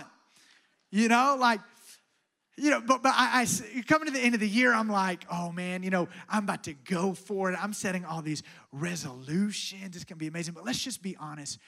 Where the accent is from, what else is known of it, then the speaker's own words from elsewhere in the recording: Alabama, United States; I'm from Alabama.